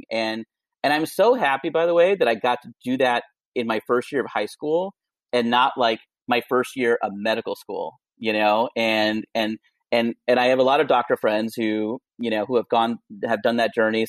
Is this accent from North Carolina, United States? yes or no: no; St. Louis, Missouri, United States; moved away; also born or lived in Kentucky; We grew up in St. Louis in a ranch house